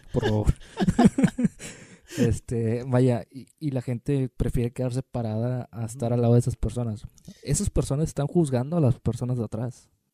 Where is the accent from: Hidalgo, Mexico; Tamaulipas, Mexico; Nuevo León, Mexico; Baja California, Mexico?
Tamaulipas, Mexico; Tampico; now in Monterrey, Mexico; yo que soy de Tampico